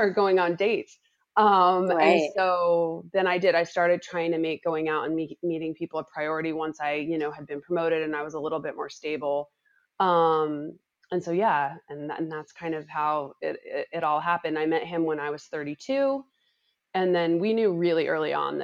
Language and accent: English; Utah, United States; moved away as an adult; now in Los Angeles, United States; I'm from Utah, went to school there and I worked at a small agency there when I got done with school